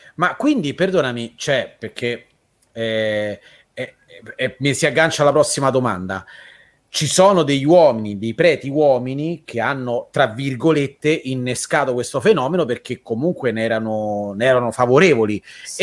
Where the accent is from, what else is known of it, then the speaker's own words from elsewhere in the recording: Rome, Lazio, Italy; noi siamo di Roma